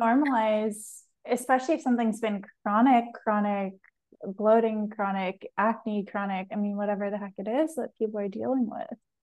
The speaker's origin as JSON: {"language": "English", "country": "Canada", "said": "I'm Canadian, so I grew up very much in the same that same kind of culture."}